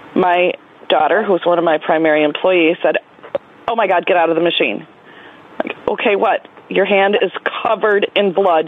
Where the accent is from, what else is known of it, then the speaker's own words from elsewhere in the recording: New York, United States; I'm from New York, and my vending route uh, covers Erie and Niagara County, which is in western New York